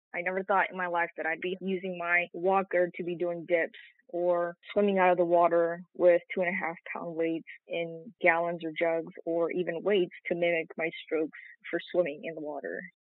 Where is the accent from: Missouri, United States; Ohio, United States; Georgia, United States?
Georgia, United States; Stockbridge; also born or lived in South Korea; I was originally born in South Korea. I spent a great deal of my childhood growing up in Stockbridge, Georgia